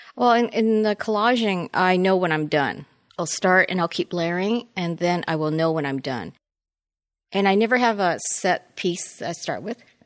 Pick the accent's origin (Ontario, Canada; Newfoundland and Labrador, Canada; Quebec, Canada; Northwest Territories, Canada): Ontario, Canada; Toronto; moved away as an adult; I was born and raised in Toronto, and I came down in nineteen eighty-five to go to Art Center